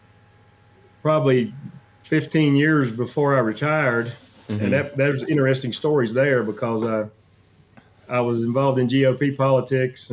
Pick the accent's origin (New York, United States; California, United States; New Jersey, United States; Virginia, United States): Virginia, United States; now in Wyoming, United States; born and raised in Virginia, but I haven't lived there for many years